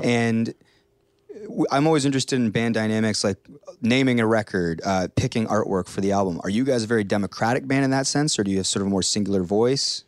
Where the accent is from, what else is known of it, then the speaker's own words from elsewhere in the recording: Hamilton, Ontario, Canada; I'm from Hamilton, like Steeltown